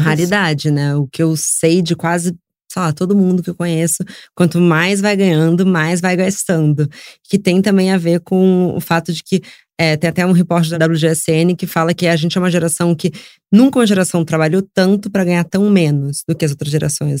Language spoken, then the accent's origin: Portuguese; Rio de Janeiro, Brazil; moved away as an adult; now in São Paulo, Brazil; eu cresci no Rio